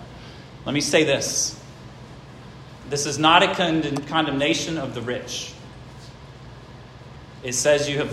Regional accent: Gates County, North Carolina, United States; also born or lived in Franklin, Virginia; I was born in Gates County.

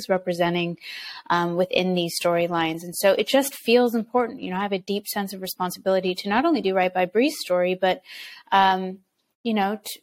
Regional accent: United States; I'm from the United States.

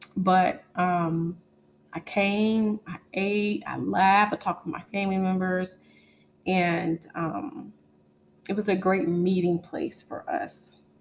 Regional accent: East Coast, United States; now in Texas, United States; I grew up on the East Coast

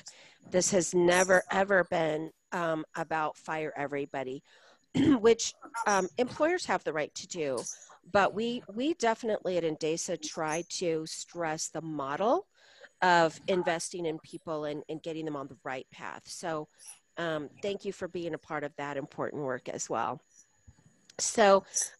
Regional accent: Colorado, United States; I'm from Colorado

